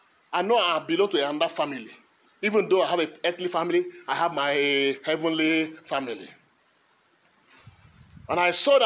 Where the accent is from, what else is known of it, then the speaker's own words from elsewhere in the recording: Kogi, Nigeria; born there; He was born in Bethlehem like every other person. I was born in Kogi State.